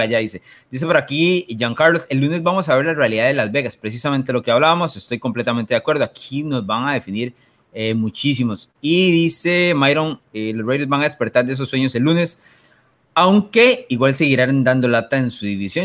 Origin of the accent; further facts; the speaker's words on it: Limón, Costa Rica; aquí ah. en Limón decimos que lo tiene suave